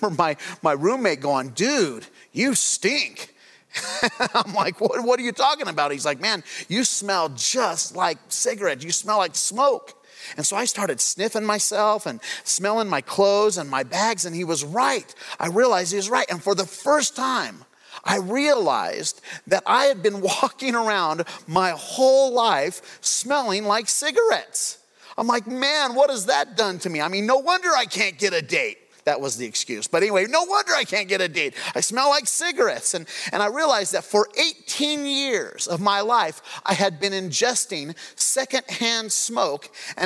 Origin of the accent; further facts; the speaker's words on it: Craig, Colorado, United States; When I grew up, I grew up in Craig, Colorado